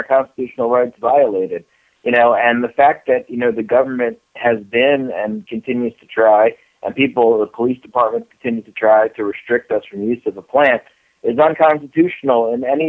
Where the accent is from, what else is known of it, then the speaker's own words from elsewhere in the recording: Florida, United States; I'm from Florida.